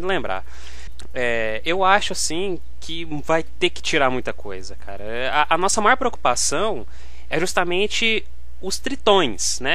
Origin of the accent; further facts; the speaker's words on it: Goiânia, Goiás, Brazil; nós somos de Goiânia